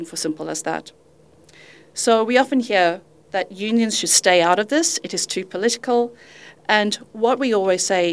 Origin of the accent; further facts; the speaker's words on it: Zimbabwe; moved away as an adult; also born or lived in United Kingdom; now in Western Australia, Australia; I'm originally from Zimbabwe